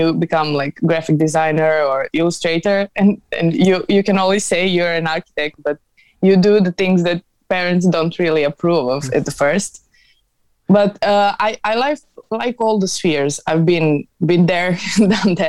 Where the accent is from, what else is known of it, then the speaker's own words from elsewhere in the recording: Belgrade, Serbia; I'm from Serbia, from Belgrade